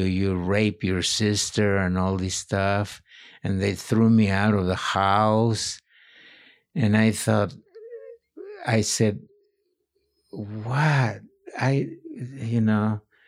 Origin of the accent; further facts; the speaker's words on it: Morelia, Michoacán, Mexico; moved away; also born or lived in Maryland; born in Morelia, uh, illegally.